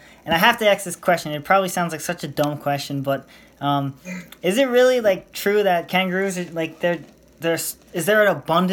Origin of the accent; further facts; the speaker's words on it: United States; I'm from America